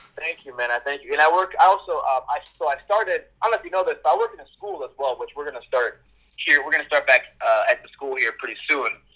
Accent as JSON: {"language": "English", "town": "Kingston", "country": "Jamaica", "tie": "born or raised there", "said": "I was born in Kingston, Jamaica"}